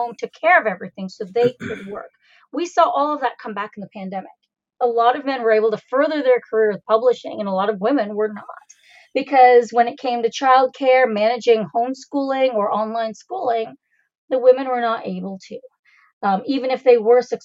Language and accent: English; Canada; I was born and raised in Canada